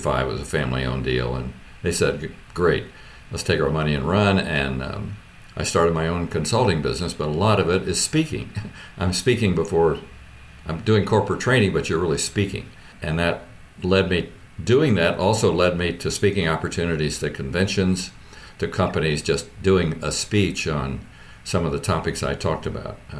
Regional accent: Richmond, Indiana, United States

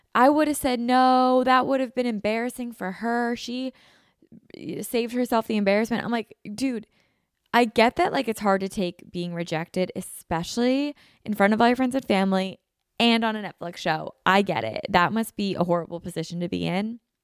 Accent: Pennsylvania, United States; we're all from Pennsylvania

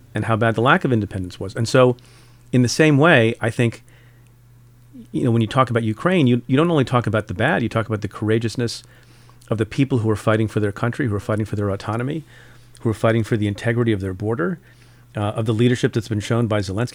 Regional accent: India; now in United States; I'm from India. Was born in India.

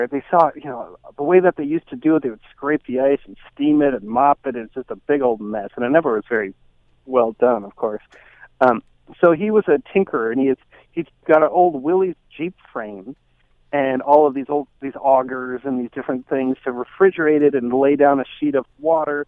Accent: Minnesota, United States; I'm from Minnesota. I'm here in Minnesota

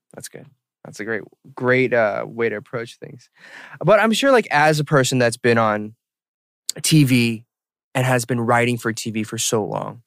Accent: Atlanta, Georgia, United States; now in Korea; I was born and raised in Atlanta

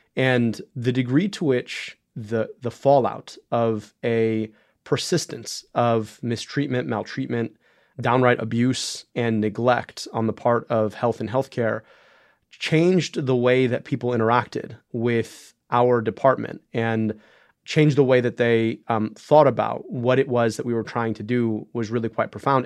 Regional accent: right outside Detroit, Michigan, United States; I grew up right outside Detroit

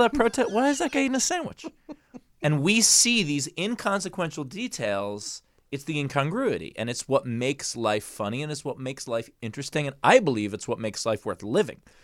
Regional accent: New York City, New York, United States; I grew up in New York City. I grew up in Queens

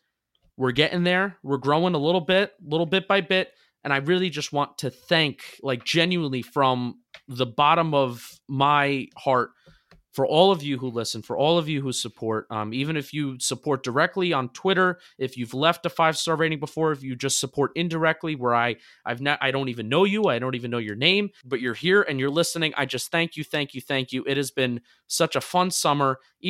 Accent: New Jersey, United States; now in Philadelphia, United States; I'm a transplanted Giant fan and Yankee fan. I live in Philadelphia. I'm from New Jersey.

